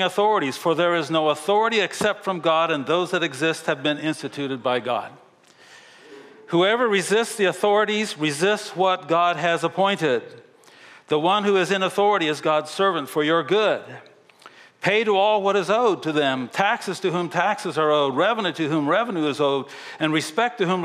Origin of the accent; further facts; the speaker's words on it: Japan; now in United States; I grew up in Japan where honor and respect was a huge part of that culture.